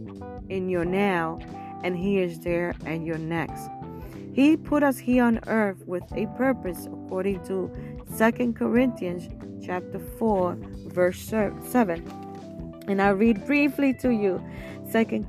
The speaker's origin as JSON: {"language": "English", "town": "New York City", "region": "New York", "country": "United States", "tie": "born or raised there", "said": "I was born and raised in Brooklyn, New York."}